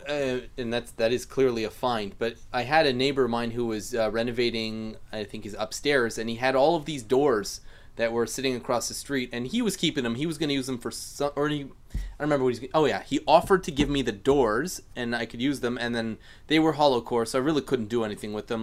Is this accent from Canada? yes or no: yes; Canada; I'm Canadian